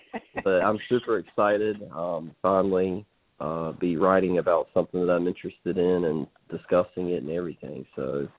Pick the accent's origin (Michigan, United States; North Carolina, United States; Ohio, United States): North Carolina, United States; Scotland Neck; I am from Scotland Neck, North Carolina, which is eastern North Carolina, kind of close to the Virginia border, not too far from Roanoke Rapids.